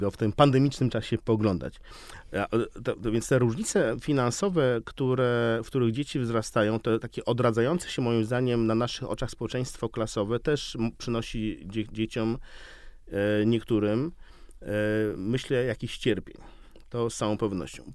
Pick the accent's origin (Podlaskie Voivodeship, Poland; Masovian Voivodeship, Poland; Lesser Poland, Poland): Podlaskie Voivodeship, Poland; Białystok; now in Warsaw, Poland; Jestem białostoczaninem, ale od 30 lat mieszkającym w Warszawie